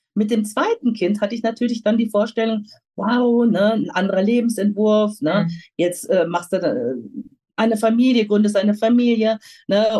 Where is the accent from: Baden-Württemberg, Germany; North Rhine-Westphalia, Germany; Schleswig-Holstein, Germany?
North Rhine-Westphalia, Germany; moved away as an adult; now in Rüthen, Germany; ich selber komme vom Niederrhein, auch mit Migrationshintergrund. Ah. Mein Vater ist Nordfriese, meine Mutter ist Kroatin, ah. aufgewachsen am Niederrhein.